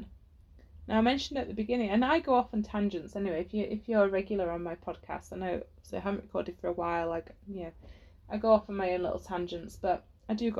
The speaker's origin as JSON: {"language": "English", "region": "England", "country": "United Kingdom", "tie": "born or raised there", "said": "you're growing up in England"}